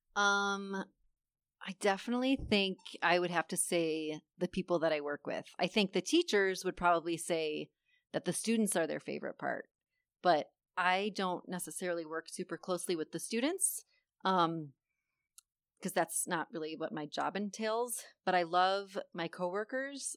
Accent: Buffalo, New York, United States; moved away as an adult; I am originally from Buffalo, New York, and we moved here back in twenty fifteen

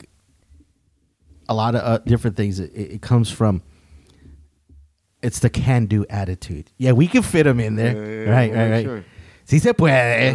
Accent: Wharton, Texas, United States; also born or lived in Houston area, Texas; now in Houston, United States; originally I was born in Wharton, Texas

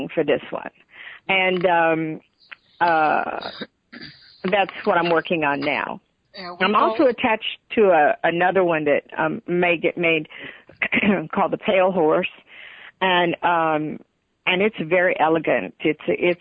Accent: Texas, United States; I'm from Texas

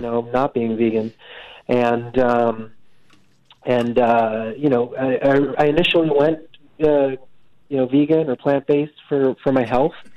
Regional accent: Medford, United States; I grew up in Medford, and uh, you know, it's not really you know, it's not really the uh, the, the, the wilderness out there

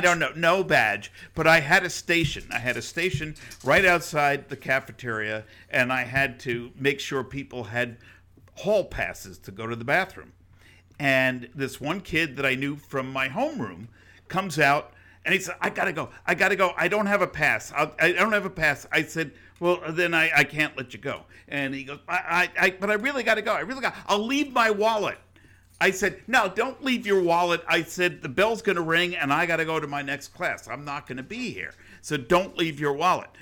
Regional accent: New York, United States; moved away; I grew up in New York. We didn't have flowers. You know, you, we had concrete

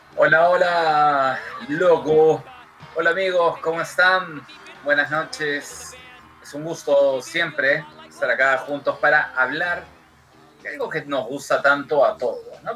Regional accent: Peru; somos peruanos

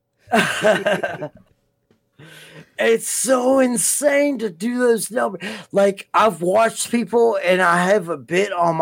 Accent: United States; we're fucking American

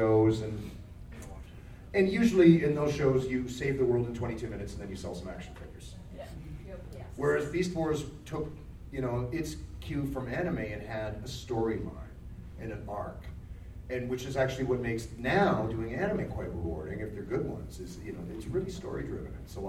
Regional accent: the South, United States; I'm not from this country. I'm from the South. {S13} From the South. {S5} The deep South.

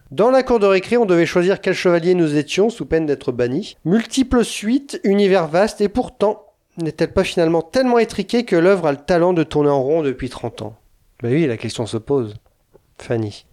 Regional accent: France; je suis français

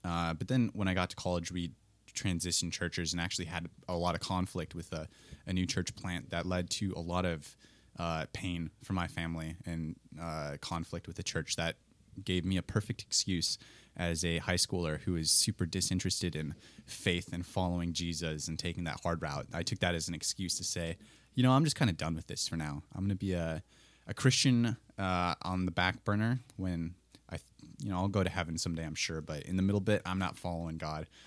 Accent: Colfax, Wisconsin, United States; moved away as an adult; now in Twin Cities, United States; I hail from Colfax, Wisconsin, a little farming town between Menominee and Eau Claire, if you know the area at all. And, uh, that's the, the life I knew until moving to the Twin Cities

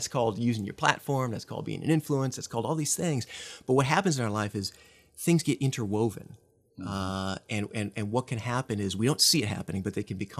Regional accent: Midwest, United States; now in Texas, United States; But I grew up in the Midwest, so not a native Texan. Got here as fast as I could, I think, as the bumper sticker goes.

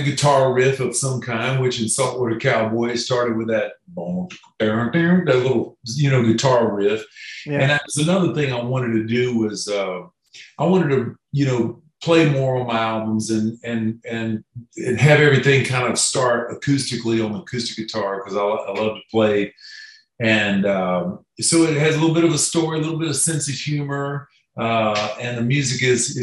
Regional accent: Florida, United States; moved away; I'm originally from Florida, and I just recently moved back

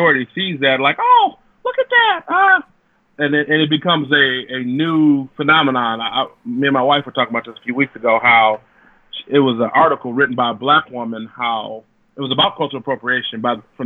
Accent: Detroit, Michigan, United States; I'm from Detroit

